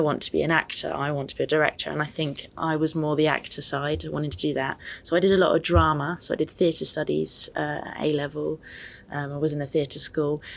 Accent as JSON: {"language": "English", "town": "Reading", "region": "South East England", "country": "United Kingdom", "moved": "as an adult", "lives_now": "London, United Kingdom", "said": "I'm actually from Reading, but I studied in London and subsequently work in London."}